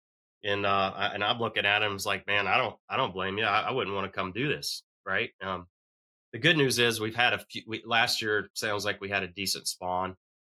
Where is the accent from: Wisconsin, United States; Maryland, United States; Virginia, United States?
Virginia, United States; I grew up on the James River and the New River in my backyard